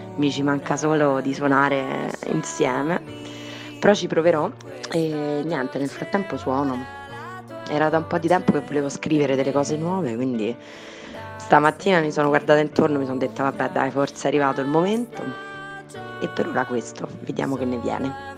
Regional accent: Rome, Lazio, Italy; sono di Roma

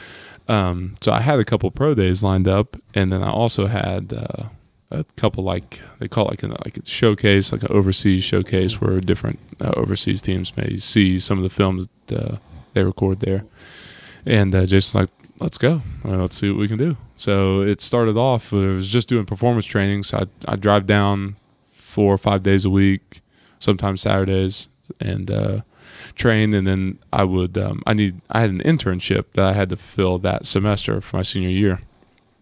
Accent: Germantown, Ohio, United States; moved away as an adult; also born or lived in Columbus, Ohio; I'm originally from Germantown

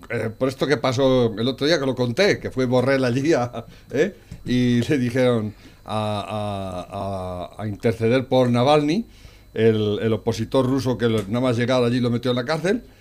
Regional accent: Naples, Campania, Italy; Yo soy de Nápoles.

